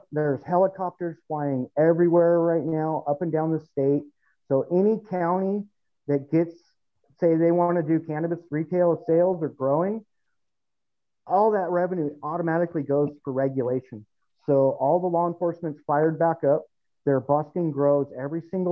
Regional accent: Southern California, United States; now in Fresno, United States; originally SoCal

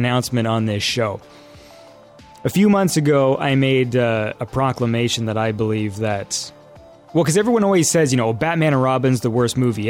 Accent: Canada; I'm Canadian

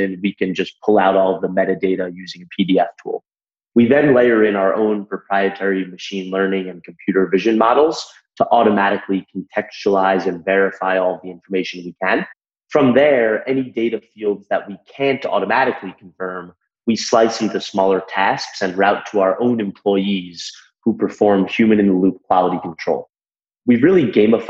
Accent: Long Island, Nassau County, New York, United States; I grew up in Long Island on the North Shore in Nassau County

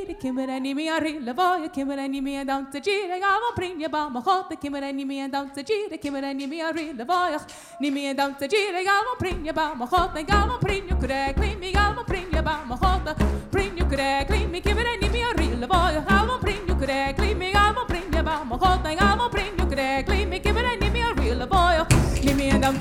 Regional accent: North Carolina, United States; my state, North Carolina

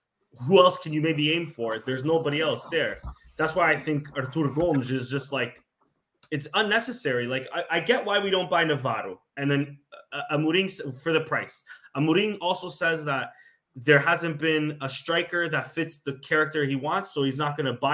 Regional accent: Canada; I'm Canadian

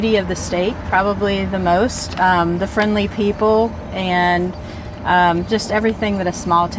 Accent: Kingwood, West Virginia, United States; I've lived in Preston County most of my life. I was born and raised in Kingwood, and I moved away for a couple of years after I graduated from high school, but it didn't take me long to realize how much I missed it, and I came back and have raised my family here.

